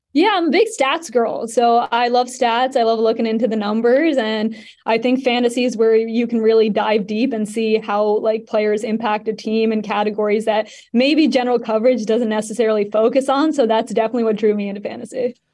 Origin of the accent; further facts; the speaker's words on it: Canada; I'm Canadian